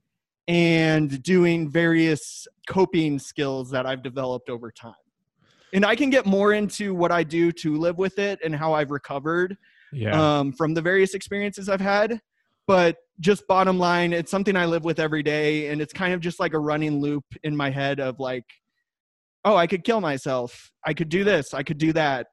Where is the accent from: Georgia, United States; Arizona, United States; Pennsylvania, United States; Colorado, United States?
Colorado, United States; Wheat Ridge; also born or lived in Iowa / Denver, Colorado; I am from Wheat Ridge, Colorado